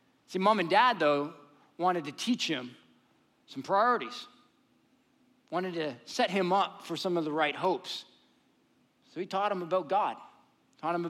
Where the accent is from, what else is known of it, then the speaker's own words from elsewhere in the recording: Canada; also born or lived in United States; now in Austin, United States; as a Canadian